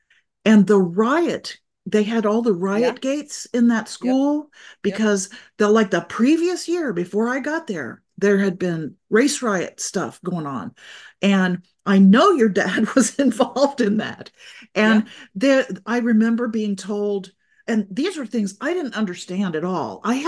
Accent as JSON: {"language": "English", "country": "Saudi Arabia", "tie": "born or raised there", "said": "I had been living and growing up in Saudi Arabia, where I was a minority"}